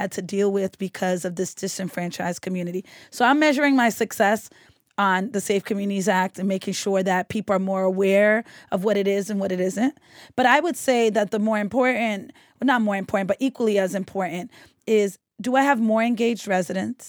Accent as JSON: {"language": "English", "town": "Boston", "region": "Massachusetts", "country": "United States", "tie": "born or raised there", "said": "growing up on Woodward Avenue and a police officer telling me that I lived on the most dangerous street in Roxbury"}